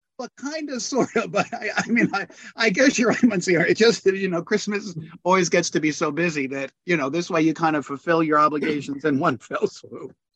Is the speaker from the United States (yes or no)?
yes; New York City, New York, United States; I was born in the Bronx